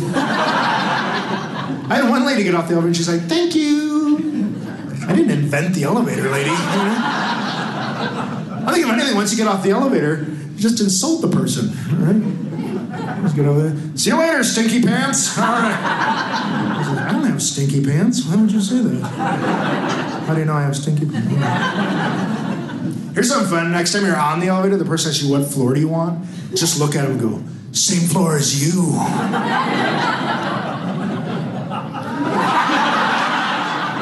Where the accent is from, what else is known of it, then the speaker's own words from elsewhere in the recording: Milwaukee, Wisconsin, United States; I'm from Milwaukee